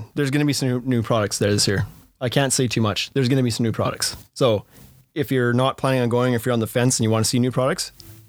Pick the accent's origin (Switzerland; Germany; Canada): Canada; British Columbia; because you're from Rhode Island and I'm from British Columbia